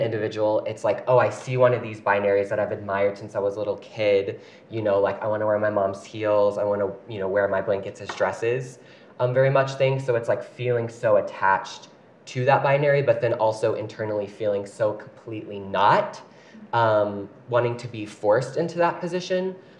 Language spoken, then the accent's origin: English; Paducah, Kentucky, United States; moved away as an adult; now in Utah, United States; I grew up my whole life in a small town called Paducah, Kentucky